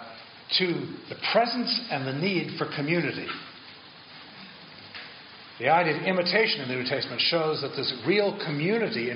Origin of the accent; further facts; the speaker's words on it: Massachusetts, United States; I come from Massachusetts